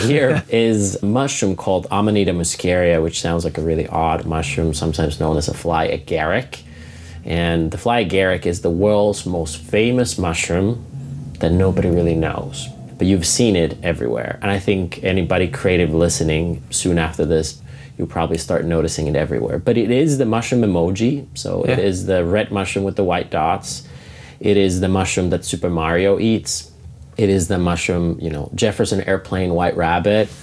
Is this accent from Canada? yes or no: no; Finland; moved away; I grew up in Finland, small country in Northern Europe, and I'm a 13-generation family farmer